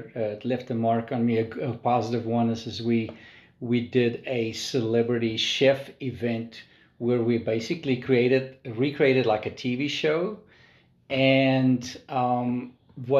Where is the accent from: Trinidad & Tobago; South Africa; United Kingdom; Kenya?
South Africa; moved away as an adult; now in Nashville, United States; I'm a South African. I'm an expat